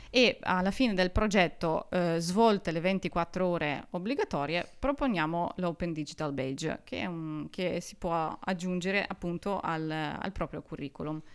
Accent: Urals, Russia; first language Russian; Italian is a second language; moved away as an adult; now in Trento, Italy; io sono di origine russa, vengo dalla fredda Russia, ovvero dagli Urali, e vivo in Italia da quattro anni e mezzo più o meno

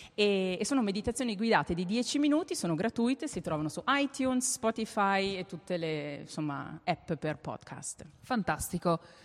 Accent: Val di Non, Trentino-Alto Adige, Italy; now in Berlin, Germany; io abito a Berlino da 18 anni, mm. quindi vabbè, sono trentina, sono della Val di Non, ma abito su da tanti anni

